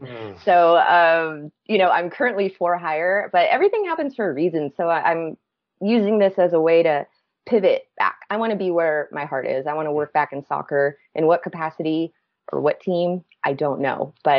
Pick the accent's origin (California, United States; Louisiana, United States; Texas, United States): California, United States; Los Angeles; born or raised there; also born or lived in Bakersfield, California / Wasco, California / Brooklyn, New York